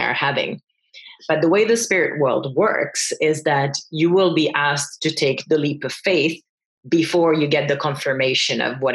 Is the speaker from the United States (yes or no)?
no; France; moved away as an adult; also born or lived in Finland; I grew up in France. I'm Finnish originally, grew up in France, and then I came to Finland